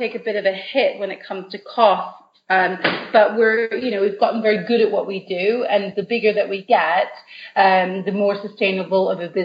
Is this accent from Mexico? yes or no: no; Canada; now in United Kingdom; I'm originally from Canada